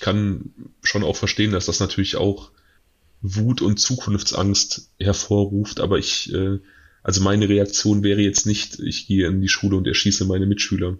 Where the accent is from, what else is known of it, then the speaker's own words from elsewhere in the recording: North Rhine-Westphalia, Germany; hier bei uns in NRW